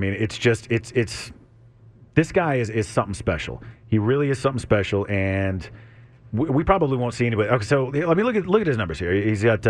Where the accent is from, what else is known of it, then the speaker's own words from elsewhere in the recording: Lake Travis, Texas, United States; I grew up out in Lake Travis